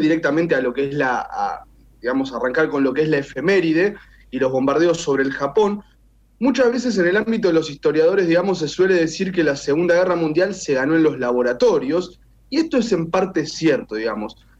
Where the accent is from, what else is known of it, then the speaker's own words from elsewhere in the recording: Argentina; un país como el nuestro